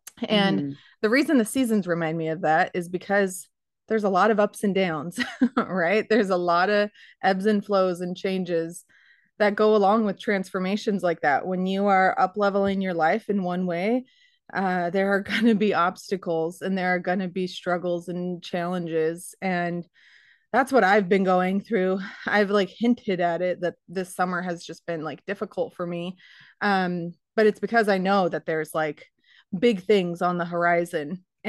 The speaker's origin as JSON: {"language": "English", "region": "Arizona", "country": "United States", "tie": "born or raised there", "said": "You know, we grew up in Arizona where it was 100 degrees for 6"}